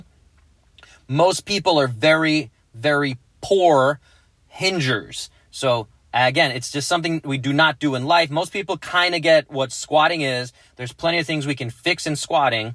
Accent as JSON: {"language": "English", "region": "New York", "country": "United States", "tie": "born or raised there", "moved": "yes", "said": "growing up in New York"}